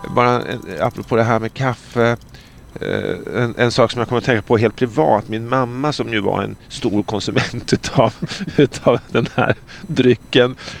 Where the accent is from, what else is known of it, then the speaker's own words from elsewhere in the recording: Sweden; som svensk